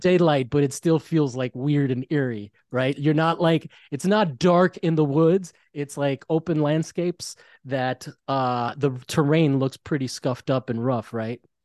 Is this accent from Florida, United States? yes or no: yes; Florida, United States; now in Los Angeles, United States; I'm from Florida, so it's all flat there